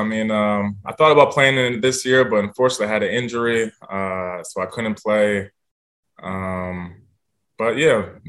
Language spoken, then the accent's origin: English; New Jersey, United States; moved away as an adult; also born or lived in Italy / Israel; I'm from New Jersey